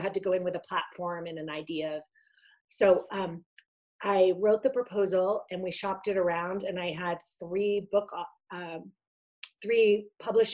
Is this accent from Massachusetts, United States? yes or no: yes; outside of Boston, Massachusetts, United States; also born or lived in Italy; I had grown up in a working class family outside of Boston